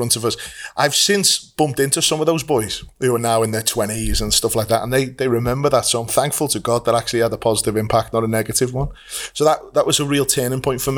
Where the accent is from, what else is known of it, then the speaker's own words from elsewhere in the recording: Liverpool, North West England, United Kingdom; accent: Scouse; we both grew up in Liverpool. We are what we're called Scousers